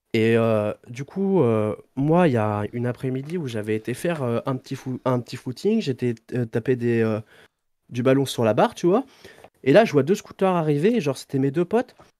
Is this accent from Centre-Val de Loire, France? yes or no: no; Deux-Sèvres, Nouvelle-Aquitaine, France